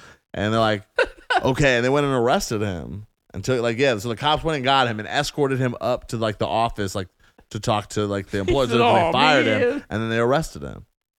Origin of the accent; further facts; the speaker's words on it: Phoenix, Arizona, United States; I lived in Phoenix. I grew up in fucking Phoenix.